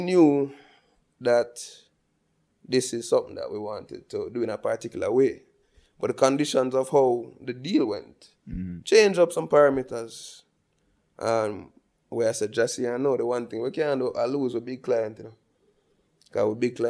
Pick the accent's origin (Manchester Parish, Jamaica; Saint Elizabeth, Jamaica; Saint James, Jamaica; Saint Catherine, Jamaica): Saint Elizabeth, Jamaica; Balaclava; I grew up in Balaclava, St. Elizabeth, biggest city in the world